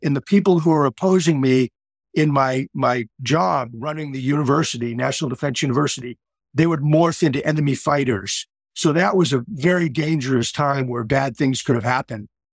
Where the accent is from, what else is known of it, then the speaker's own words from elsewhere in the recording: Boston, Massachusetts, United States; moved away as an adult; now in Cocoa Beach, United States; I grew up in the Boston area